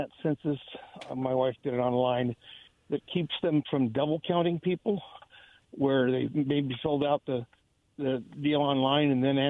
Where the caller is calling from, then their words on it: Kennewick, Washington, United States; Yeah, this is …. I'm in Kennewick.